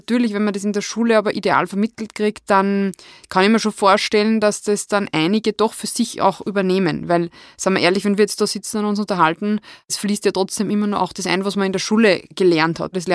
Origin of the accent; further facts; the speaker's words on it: Wels, Upper Austria, Austria; ich bin ja aus Wels